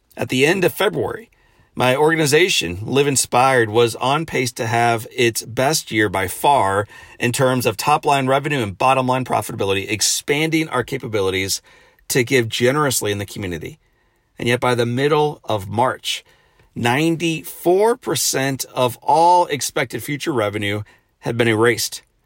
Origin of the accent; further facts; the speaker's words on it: St. Louis, Missouri, United States; returning home Friday back to Saint Louis, my hometown